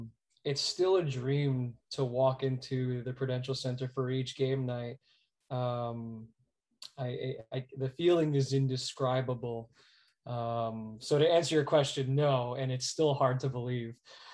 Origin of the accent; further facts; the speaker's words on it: Teaneck, New Jersey, United States; also born or lived in Florida; I was born in New Jersey at a Holy Name Hospital in Teaneck. My family packed up and moved to Florida when I was about 6 years old. We stayed for 2 to 3 years and they couldn't stay away from the Garden State. So we made our way back.